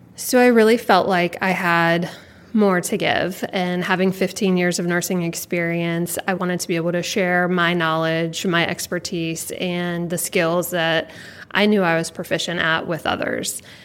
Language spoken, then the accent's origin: English; Jacksonville, Florida, United States; I was born and raised here in Jacksonville, grew up right down the street